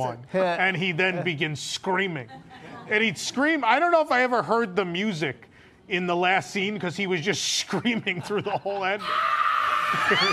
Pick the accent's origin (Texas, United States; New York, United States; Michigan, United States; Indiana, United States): New York, United States; now in Orlando, United States; we're Italians from New York